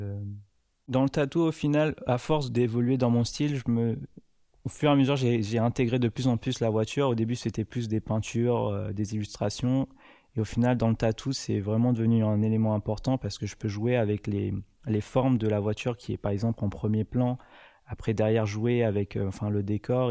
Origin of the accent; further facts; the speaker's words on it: Paris, Île-de-France, France; Je suis parisien